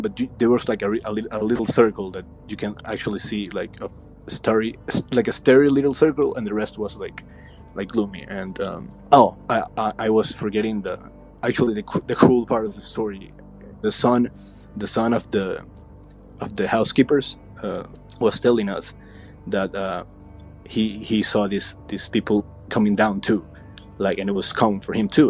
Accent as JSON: {"language": "English", "country": "Ecuador", "said": "I'm from Ecuador in South America."}